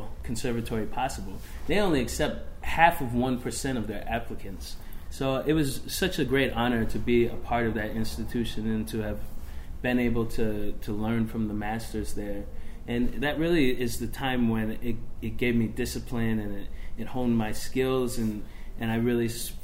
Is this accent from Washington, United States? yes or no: yes; Seattle, Washington, United States; Well, I grew up in Seattle, Washington